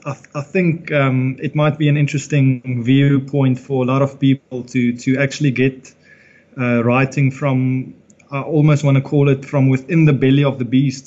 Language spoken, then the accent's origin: English; Nelspruit, Mpumalanga, South Africa; We grew up in Nelspruit. We were very fortunate to have a wonderful childhood